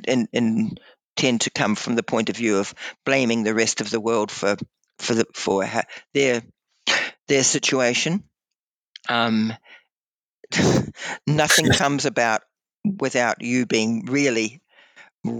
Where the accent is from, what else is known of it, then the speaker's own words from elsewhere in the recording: New Zealand; now in Blue Mountains, Australia; I had been born and bred in New Zealand